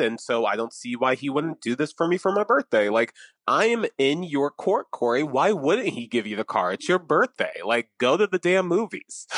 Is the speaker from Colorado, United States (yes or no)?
no; Atlantic City, New Jersey, United States; I'm from Atlantic City. I, was born there. I have family there